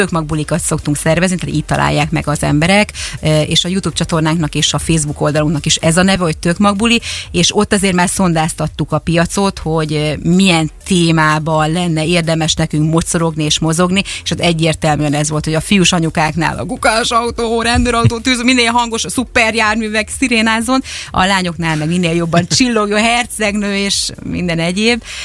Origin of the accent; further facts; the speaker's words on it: Szeged, Csongrád-Csanád, Hungary; én magam is szegedi vagyok